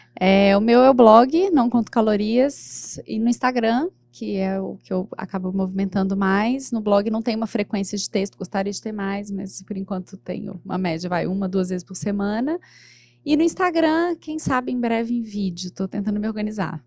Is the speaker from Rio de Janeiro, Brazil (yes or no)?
no; Minas Gerais, Brazil; eu sou de Minas